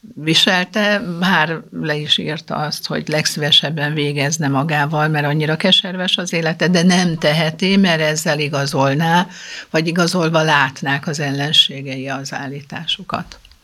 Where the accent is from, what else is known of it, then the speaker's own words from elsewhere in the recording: Budapest, Hungary; Egy nagyon jó budai iskolába jártunk, négyen testvérek